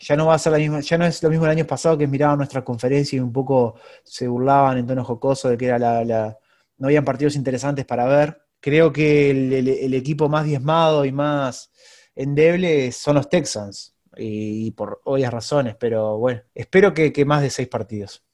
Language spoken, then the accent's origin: Spanish; Uruguay; como uruguayo me encantaría